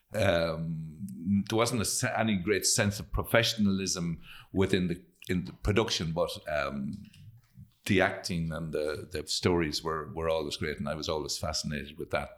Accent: Carrigallen, Connacht, Ireland; We grew up on a, a small farm, didn't have a whole lot of money, lived out in, in, uh, I live in a place between Kerrigallon and Newtown Gore

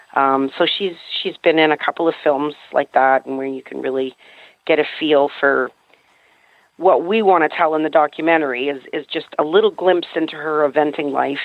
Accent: Canada; also born or lived in New Brunswick; I'm a Canadian, actually, so I live in New Brunswick in the Appalachians up here.

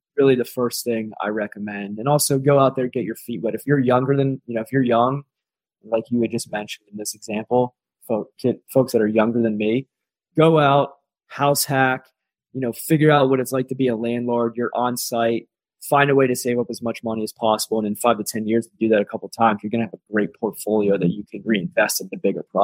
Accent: Pittsburgh, Pennsylvania, United States; also born or lived in Ohio; now in Colorado, United States; I'm originally from Pittsburgh, went to school in Ohio

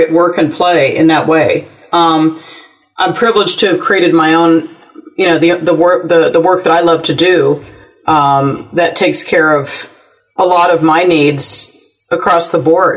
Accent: Cupertino, California, United States; I grew up in Cupertino

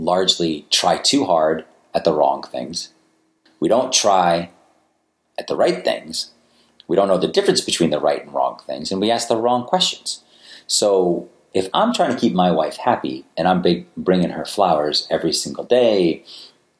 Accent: Attleboro, Massachusetts, United States; I grew up in Attleboro, Massachusetts.

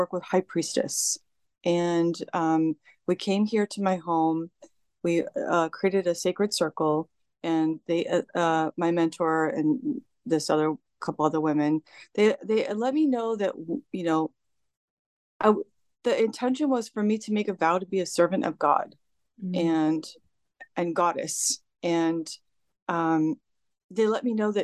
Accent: California, United States; I was born and raised in California.

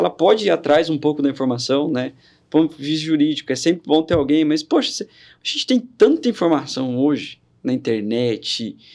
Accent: São Paulo, Brazil; Quando eu vim de São Paulo, eu vim muito com receio de que, olha, tô vindo para Minas, são Paulo ficou para trás.

